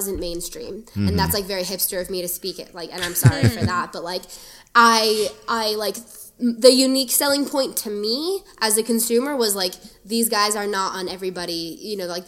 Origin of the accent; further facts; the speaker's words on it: South Florida, United States; I grew up in South Florida